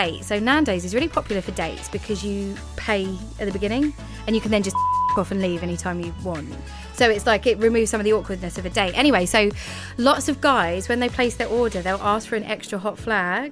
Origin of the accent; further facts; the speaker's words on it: Thurrock, East of England, United Kingdom; I am from Essex, and actually the worst part of Essex that you can get. A place called Thurrock